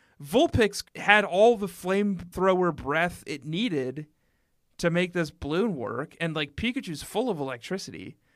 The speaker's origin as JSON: {"language": "English", "region": "Colorado", "country": "United States", "tie": "born or raised there", "also_born_or_lived": "Minnesota", "moved": "yes", "said": "I grew up in Colorado."}